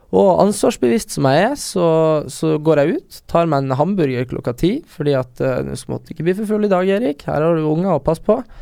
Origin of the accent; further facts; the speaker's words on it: Northern Norway, Norway; moved away; der vi er fra